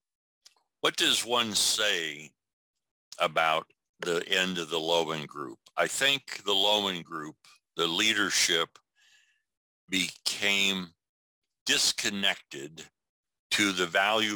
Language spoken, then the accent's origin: English; Iowa, United States; my home state, Iowa